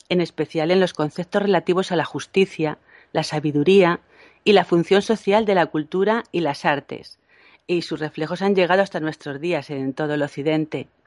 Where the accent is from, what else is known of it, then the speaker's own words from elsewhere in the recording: Madrid, Community of Madrid, Spain; perdona, pero soy de Madrid